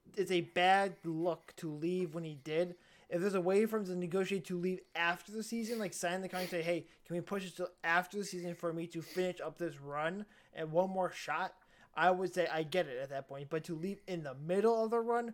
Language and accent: English; the burbs of Chicago, Illinois, United States; I grew up in the Burr of Chicago